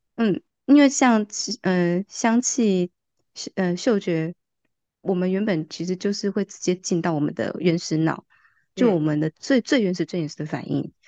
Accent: Kaohsiung, Taiwan; moved away as an adult; now in Taipei, Taiwan; 虽然我也是高雄人

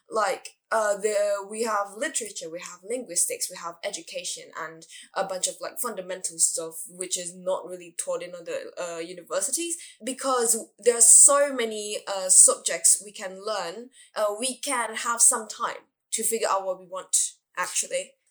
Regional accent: Indonesia; moved away as an adult; now in Taiwan; We both come from Indonesia.

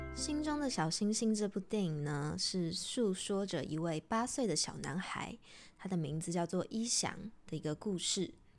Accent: Taiwan; 如果我们是台湾人

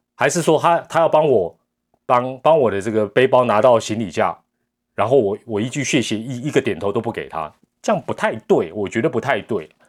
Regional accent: Taiwan; 我们台湾人

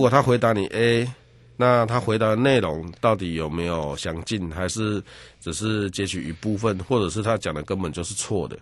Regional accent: Yunlin County, Taiwan; 我本身是云林人

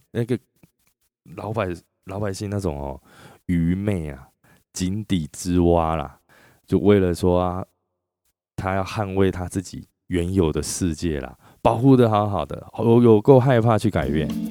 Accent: Chiayi, Taiwan; 那时候我老家在嘉义啊

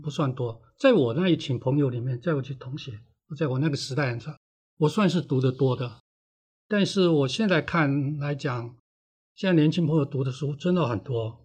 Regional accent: Hualien County, Taiwan; 我小时候住在电厂的宿舍里面，嗯。在山里面这样

